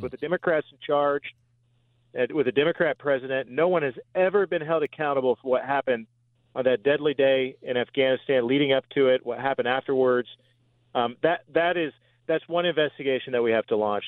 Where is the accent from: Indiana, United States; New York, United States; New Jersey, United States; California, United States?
Indiana, United States; Columbia City; also born or lived in Washington D.C.; we go back and forth from Columbia City, my hometown, where we keep our home